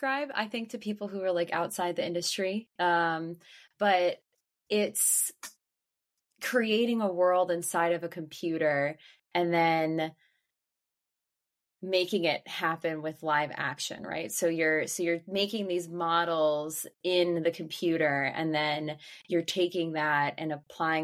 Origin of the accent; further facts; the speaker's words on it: Northern Virginia, United States; I grew up in Northern Virginia in the suburbs of D.C.